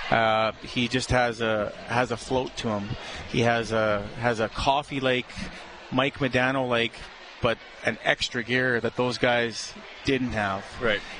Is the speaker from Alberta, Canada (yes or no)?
yes; Edmonton, Alberta, Canada; I'm born and raised in Edmonton, Reid. This is my town